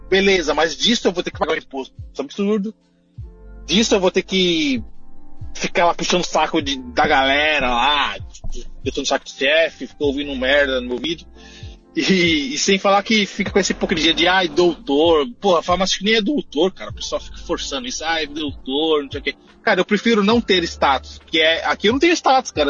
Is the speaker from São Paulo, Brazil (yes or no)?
yes; São Paulo, Brazil; moved away as an adult; also born or lived in New York, United States; now in California, United States; eu vim de São Paulo, eu, eu vivi em São Paulo a vida inteira.